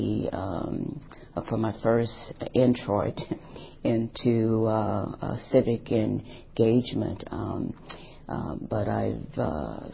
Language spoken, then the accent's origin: English; St. Louis, Missouri, United States; now in Madison, United States; I'm from St. Louis, Missouri